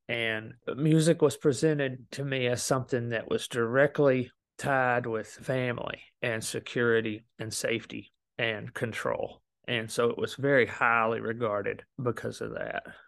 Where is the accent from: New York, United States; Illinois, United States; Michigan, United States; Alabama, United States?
Alabama, United States; moved away as an adult; also born or lived in Memphis; I came from Alabama